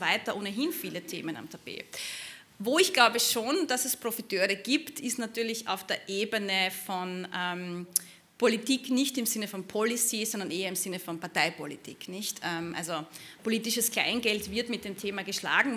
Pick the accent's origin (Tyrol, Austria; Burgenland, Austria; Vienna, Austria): Burgenland, Austria; Burgenland border area, Austria; dem Gebiet, wo ich herkomme, also im burgenländischen Grenzgebiet